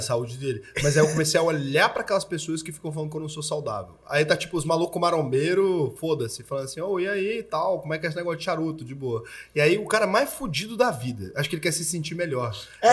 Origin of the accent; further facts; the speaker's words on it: Goiás, Brazil; Eu sou goiano